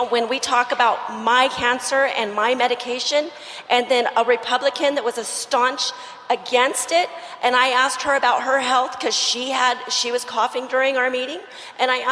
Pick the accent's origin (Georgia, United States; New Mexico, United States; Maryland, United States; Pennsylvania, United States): New Mexico, United States; As I'm not from Texas, I'm from New Mexico.